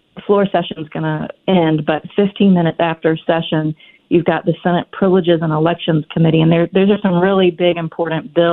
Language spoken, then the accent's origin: English; Virginia, United States; I grew up in Virginia just like you did. In fact, your father was my principal at Robius. You know, I grew up in the area